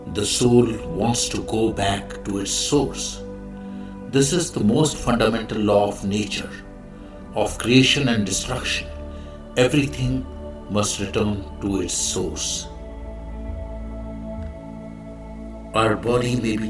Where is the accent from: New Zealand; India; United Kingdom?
India; I am the Indian monk